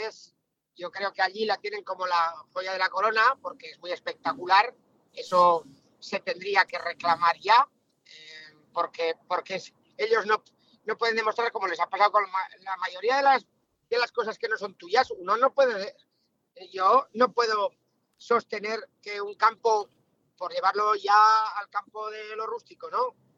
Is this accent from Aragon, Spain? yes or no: yes; Villanueva de Sijena, Aragon, Spain; como sigenense, como aragonés